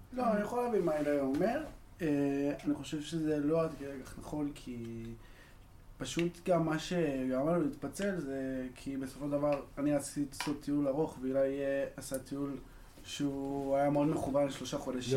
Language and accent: Hebrew; Ramat Gan, Tel Aviv District, Israel; אני בן 23 מרמת גן